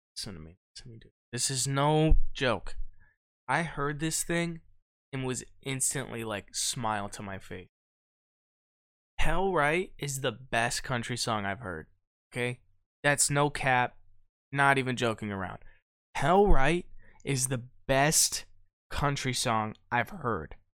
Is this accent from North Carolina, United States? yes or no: no; Ohio, United States; we're from Ohio